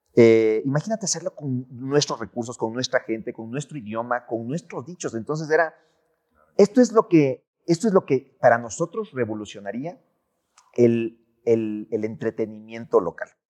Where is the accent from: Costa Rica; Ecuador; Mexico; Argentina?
Ecuador; nosotros como ecuatorianos